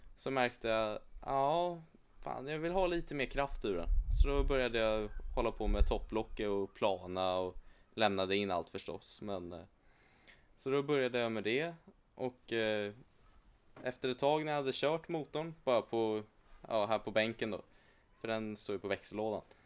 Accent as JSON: {"language": "Swedish", "country": "Sweden", "tie": "born or raised there", "said": "jag är född här i Sverige"}